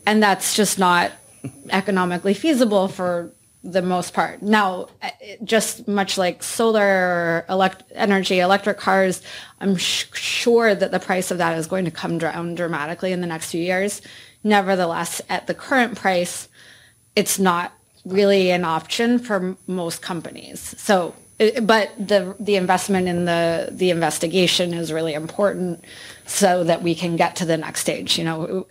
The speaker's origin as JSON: {"language": "English", "region": "Iowa", "country": "United States", "tie": "born or raised there", "said": "I grew up in Iowa"}